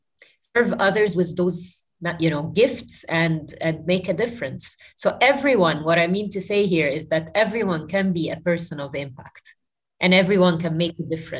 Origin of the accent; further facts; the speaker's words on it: New Zealand; born there; I was born in New Zealand, and I lived in close to 7 or 8 countries throughout my life.